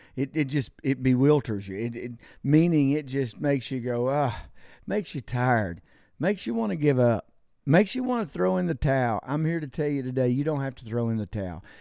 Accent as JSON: {"language": "English", "country": "United States", "said": "I'm an American citizen"}